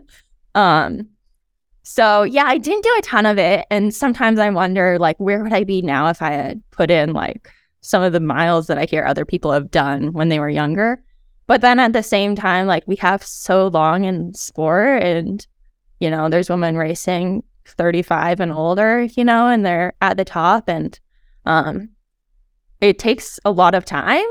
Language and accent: English; Helena, Montana, United States; Helena is where I'm from